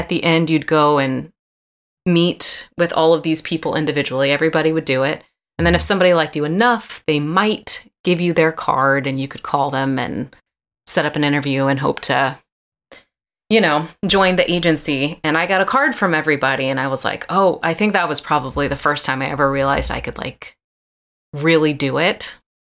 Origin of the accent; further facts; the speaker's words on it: Atlanta, Georgia, United States; moved away as an adult; also born or lived in New Orleans, Louisiana; I'm from Atlanta, Georgia